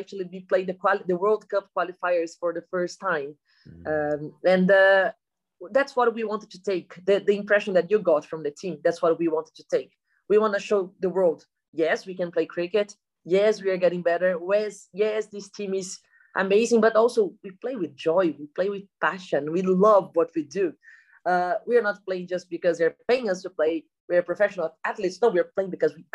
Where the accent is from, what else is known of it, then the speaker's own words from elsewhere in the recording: Brazil; We have more than 5,000 participants just in my hometown